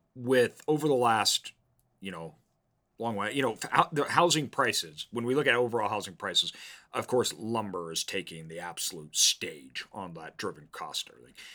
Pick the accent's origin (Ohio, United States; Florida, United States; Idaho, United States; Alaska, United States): Idaho, United States; growing up in the Northwest, um, in Idaho here